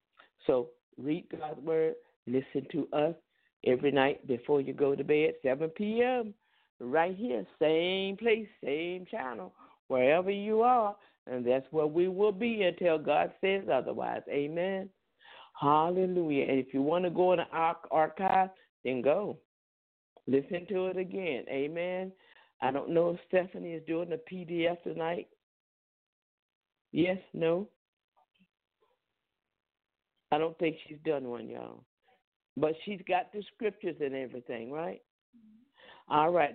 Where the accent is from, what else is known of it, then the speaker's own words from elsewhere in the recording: the South, United States; accent: southern; that's my southern accent.